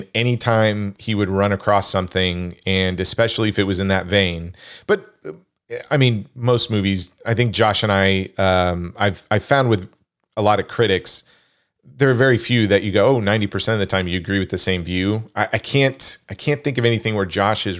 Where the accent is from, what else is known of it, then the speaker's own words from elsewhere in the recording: Kansas, United States; I grew up in Kansas.